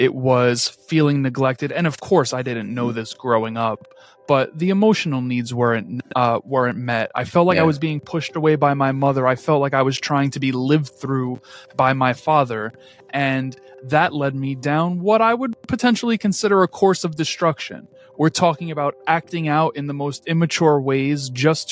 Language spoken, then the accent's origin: English; New York City, New York, United States; I am just a born and raised New Yorker who inevitably caught the hustler spirit that fills my hometown streets